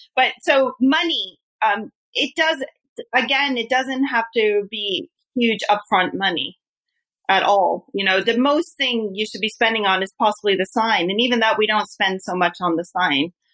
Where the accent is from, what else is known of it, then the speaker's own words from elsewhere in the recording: United States; now in Japan; I'm American